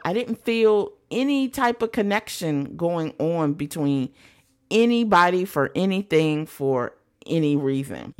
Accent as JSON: {"language": "English", "country": "United States", "said": "being American"}